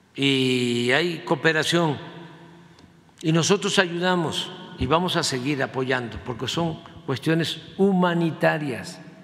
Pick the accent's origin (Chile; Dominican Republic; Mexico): Mexico; ¿Qué heredamos los mexicanos? ¿Qué somos los mexicanos?